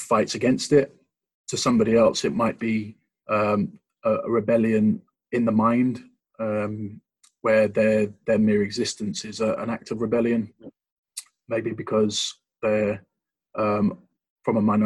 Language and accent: English; London, United Kingdom; moved away as an adult; also born or lived in Mansfield; now in Nottingham, United Kingdom; I grew up in London, but like my family's from Mansfield, so I was actually born in Mansfield